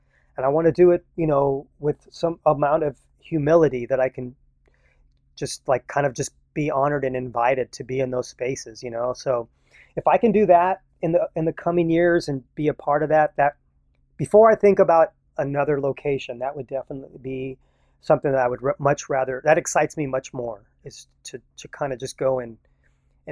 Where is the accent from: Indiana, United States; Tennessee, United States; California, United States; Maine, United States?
California, United States; San Jose; when I grew up in San Jose in this all Mexican neighborhood